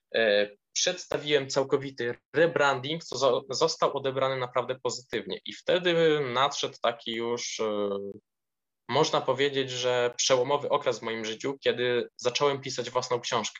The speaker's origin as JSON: {"language": "Polish", "town": "Sosnowica", "region": "Lublin Voivodeship", "country": "Poland", "said": "z na miejscowości, której pochodzę, z Sosnowica, powiat parczewski w województwie lubelskim"}